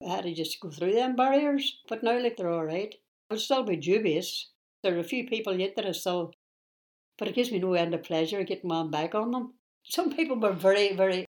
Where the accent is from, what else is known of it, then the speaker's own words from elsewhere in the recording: Derry, Northern Ireland, United Kingdom; I'm British by birth. I'm Irish national. I'm as much as Irish as I am British. This is my island and every blade of grass on it.